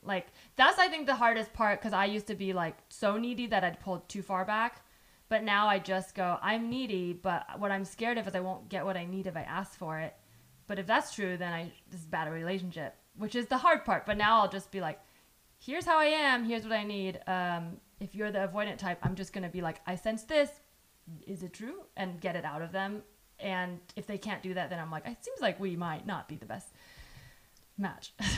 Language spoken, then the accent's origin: English; San Jose, California, United States; born or raised there; English is a second language